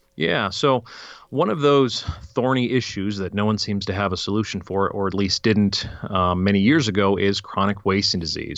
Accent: Fairplay, Colorado, United States; also born or lived in California; we moved from California when I was three, apparently, right to Fairplay, Colorado.

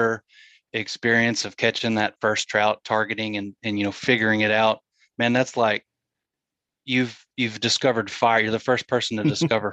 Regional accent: Marlow, Oklahoma, United States; I grew up in Southwest Oklahoma, in Marlow, Oklahoma

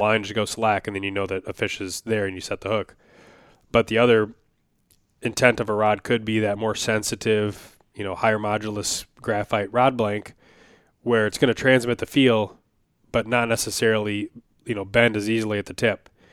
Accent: Wisconsin, United States; now in Minnesota, United States; I grew up in Wisconsin for at least a lot of my memorable childhood. You know, I lived in a couple places when I was very young

